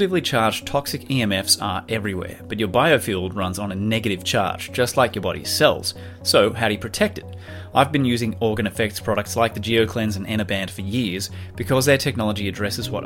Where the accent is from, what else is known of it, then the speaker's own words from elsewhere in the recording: Australia; As an Australian